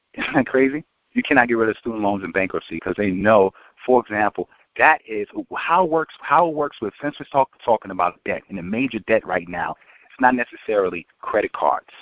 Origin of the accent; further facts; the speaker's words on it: New York City, New York, United States; I'm originally from New York and um, from Queens